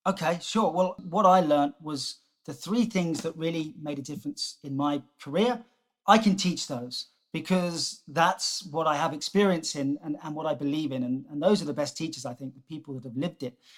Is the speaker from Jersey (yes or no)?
yes; Jersey; moved away; also born or lived in South Africa; I grew up on on Jersey